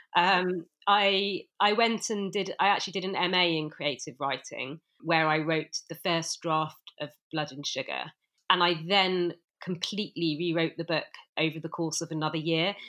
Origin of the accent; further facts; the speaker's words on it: Bristol, South West England, United Kingdom; I'm actually from Bristol